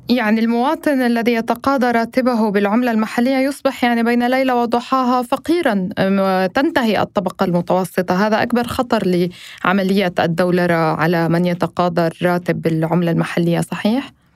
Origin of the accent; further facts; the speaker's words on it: Lebanon; أنا كلبنانية